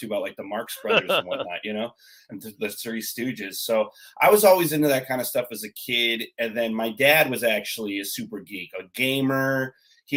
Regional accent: Southern Orange County, California, United States; also born or lived in Los Angeles; I grew up in Southern Orange County

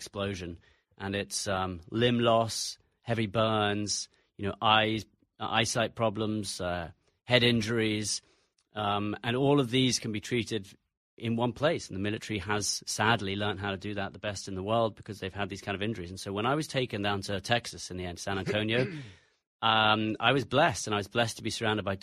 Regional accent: England, United Kingdom; accent: English; also born or lived in United States; Despite the English accent, I'm an American.

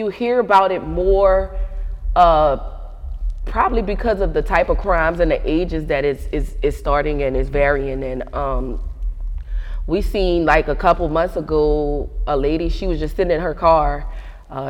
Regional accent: New Orleans, Louisiana, United States; I'm from New Orleans, uptown, Magnolia.

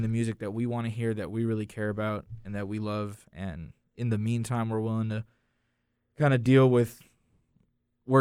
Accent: United States; Kevin and I, were from Randolph County

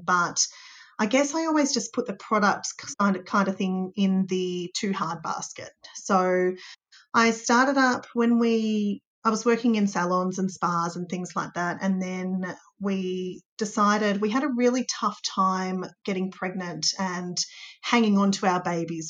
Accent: Warrnambool, Victoria, Australia; now in Geelong, Australia; I'm from Warrnambool

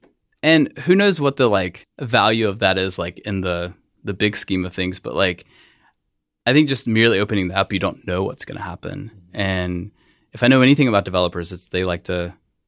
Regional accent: West Columbia, South Carolina, United States; born or raised there

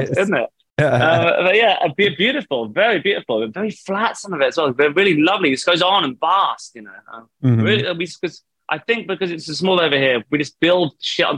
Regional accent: Southampton, South East England, United Kingdom; moved away as an adult; now in Manchester, United Kingdom; I'm from Southampton, which is from the very bottom coast of the UK.

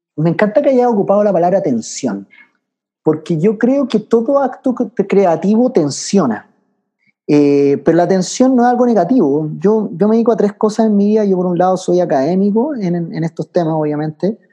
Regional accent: Chile; also born or lived in France / Switzerland; yo siendo chileno

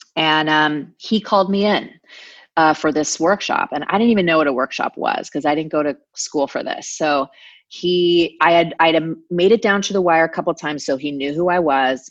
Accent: Anaheim, California, United States; I grew up in Orange County, California, okay. um, which is about an hour south of LA, in Anaheim specifically

